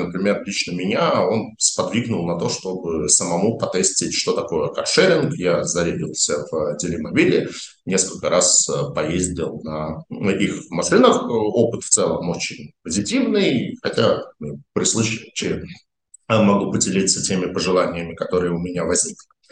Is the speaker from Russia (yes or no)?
yes; Saint Petersburg, Russia; я, как питерский житель